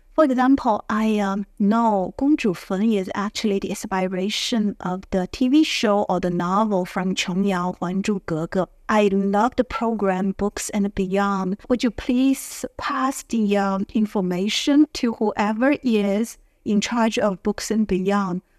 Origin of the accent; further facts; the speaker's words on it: Beijing, China; I'm from Beijing.